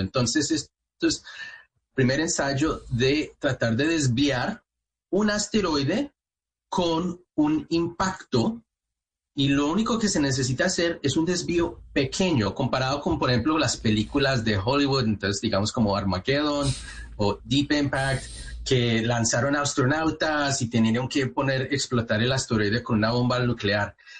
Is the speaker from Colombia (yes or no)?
yes; Manizales, Caldas, Colombia; moved away; yo nací en Manizales, eh, eh, de ahí en la parte de Caldas